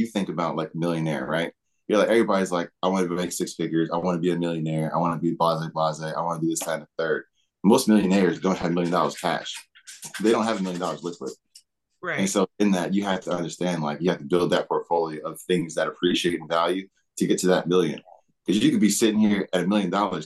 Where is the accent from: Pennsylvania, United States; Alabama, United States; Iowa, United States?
Pennsylvania, United States; Philadelphia; now in Smyrna, United States; I borrowed my grandmama's car when I was back in Philly, because I'm from Philly